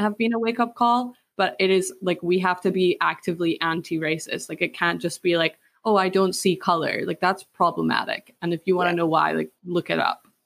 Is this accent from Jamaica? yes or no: no; Scotland, United Kingdom; I grew up in a really small village in like countryside Scotland